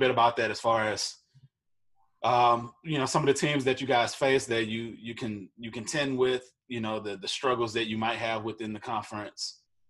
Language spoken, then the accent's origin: English; Ferguson, Missouri, United States; I grew up in Ferguson. You know, so where Mike Brown was killed, where they were protesting, all that's my neck of the woods